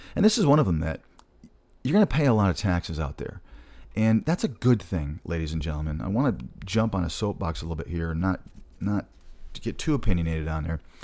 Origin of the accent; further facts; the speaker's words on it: Michigan, United States; moved away; I'm originally from Michigan, so I talk quick sometimes